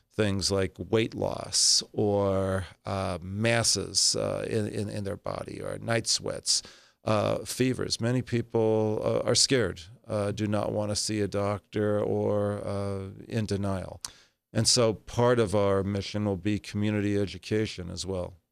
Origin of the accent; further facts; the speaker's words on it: Los Angeles, California, United States; moved away as an adult; now in Southern Nevada, United States; born and raised in Los Angeles, California.